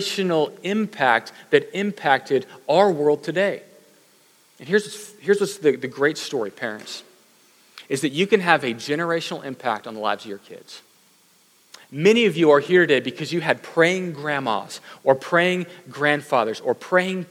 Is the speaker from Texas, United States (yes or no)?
yes; Katy, Texas, United States; I grew up in Katy, but not the farming Katy, the other one